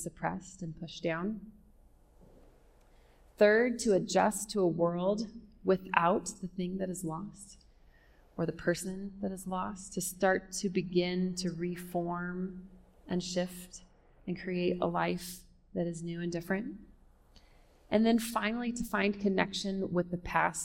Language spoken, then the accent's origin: English; California, United States; now in Denver, United States; I'm from California